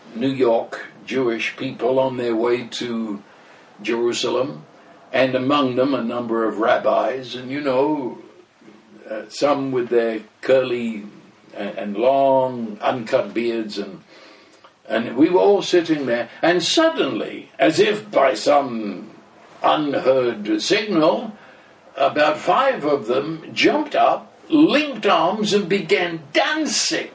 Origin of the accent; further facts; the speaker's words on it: England, United Kingdom; I am English, I'm as British as British